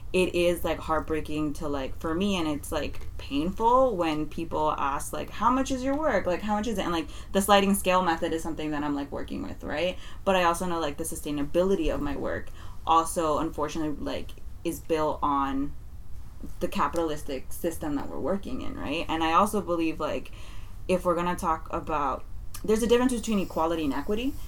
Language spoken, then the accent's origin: English; San Francisco, California, United States; I love being from the mission